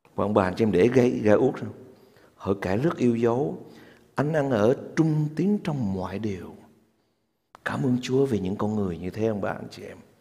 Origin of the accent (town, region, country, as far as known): Vietnam